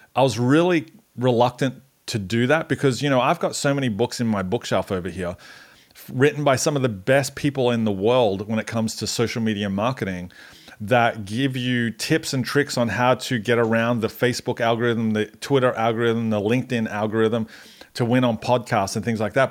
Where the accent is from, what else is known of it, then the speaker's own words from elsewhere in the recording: Australia; now in Atlanta, United States; I'm Australian